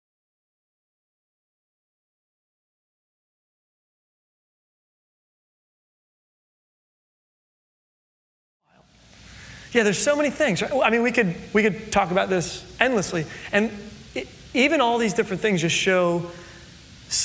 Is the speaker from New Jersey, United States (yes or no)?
yes; New Jersey, United States; moved away as an adult; also born or lived in California; I'm from New Jersey